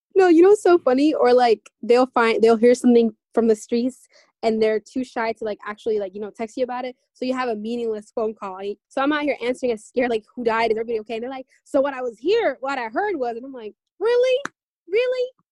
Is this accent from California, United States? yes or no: no; Seattle, Washington, United States; we're all from Seattle